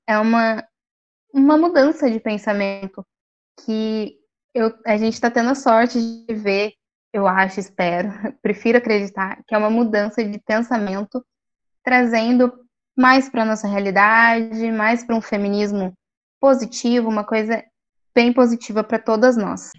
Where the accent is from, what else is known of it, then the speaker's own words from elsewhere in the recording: Taubaté, São Paulo, Brazil; eu sou de Taubaté